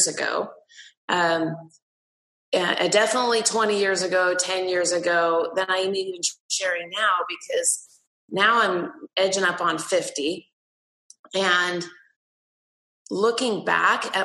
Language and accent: English; Pacific Northwest, United States; I grew up in the Pacific Northwest